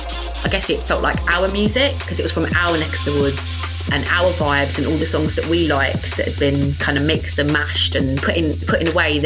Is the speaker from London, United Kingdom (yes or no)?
yes; London, United Kingdom; Not only was that part of my growing up, but it was part of my ends, part of my area.